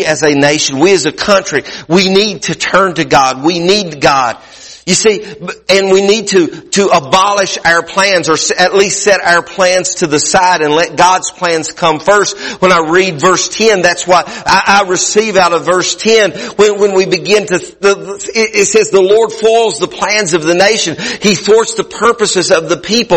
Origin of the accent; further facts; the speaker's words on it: United States